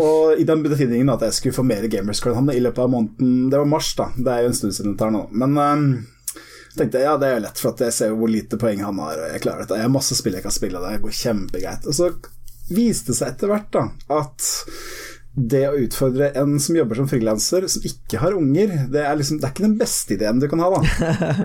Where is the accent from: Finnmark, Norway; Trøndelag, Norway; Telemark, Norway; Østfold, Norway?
Telemark, Norway; Heddal; also born or lived in Harstad; now in Innlandet, Norway; jeg er ikke fra Notodden, jeg er fra rett utafor ei lita bygd som heter Heddal